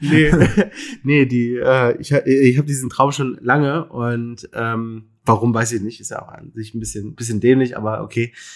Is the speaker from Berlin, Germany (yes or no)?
yes; Berlin, Germany; ich bin ja Berliner, in Berlin geboren und äh, bis auf einen kleinen Zwischenstopp in Mainz äh, und Lüneburg zum Studieren ähm, immer irgendwie in, in, in Berlin gelebt